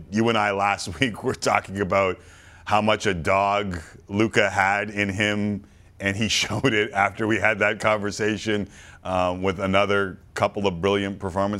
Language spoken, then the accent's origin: English; Canada; we're Canadian